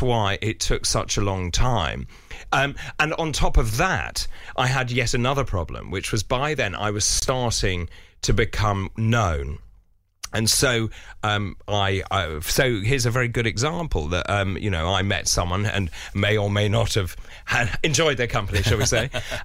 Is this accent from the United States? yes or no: no; London, United Kingdom; when I was growing up in London